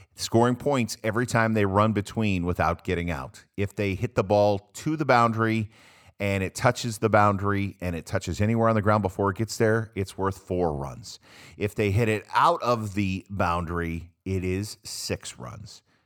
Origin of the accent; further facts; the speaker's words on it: United States; I'm an American